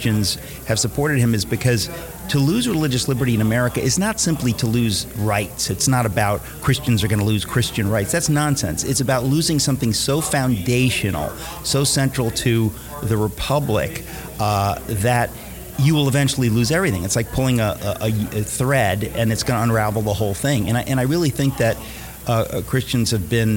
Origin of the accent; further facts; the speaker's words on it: New York City, New York, United States; I grew up in Queens, New York